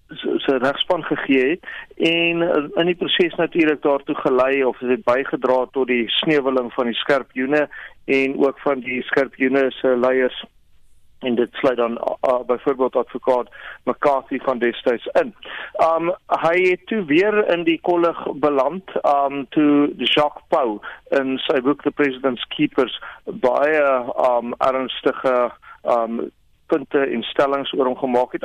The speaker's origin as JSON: {"language": "Afrikaans", "country": "South Africa", "said": "ek as 'n Suid-Afrikaner wat belasting betaal"}